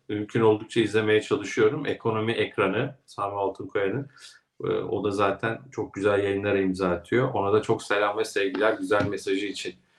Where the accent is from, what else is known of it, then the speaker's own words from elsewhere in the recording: Ilgaz, Kastamonu, Turkey; moved away; memleketime selamlar. Kastamonu, Ilgaz. Evet, Ilgaz'dan selamlar.